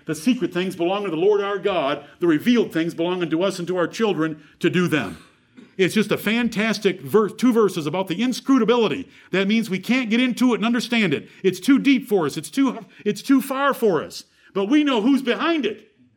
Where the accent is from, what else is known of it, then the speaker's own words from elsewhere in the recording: Michigan, United States; born two miles from where I was born in Michigan